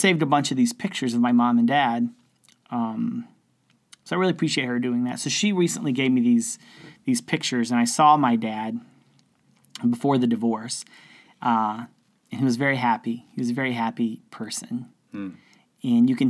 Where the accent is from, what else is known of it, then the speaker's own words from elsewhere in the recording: Houston, Texas, United States; also born or lived in Sweeny, Texas; I grew up in Houston, Texas, all around Texas